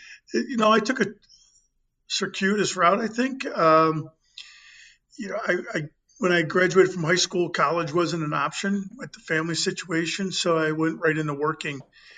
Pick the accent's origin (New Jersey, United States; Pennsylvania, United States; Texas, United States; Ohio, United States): Ohio, United States; Fairview Park; Fairview Park, Ohio. It's just outside of Cleveland.